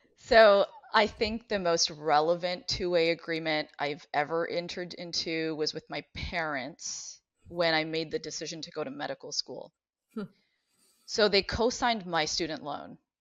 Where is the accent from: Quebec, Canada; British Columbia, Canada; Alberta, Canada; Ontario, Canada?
Ontario, Canada; Ottawa; now in Cleveland, United States; I grew up in Ottawa. I'm originally from Canada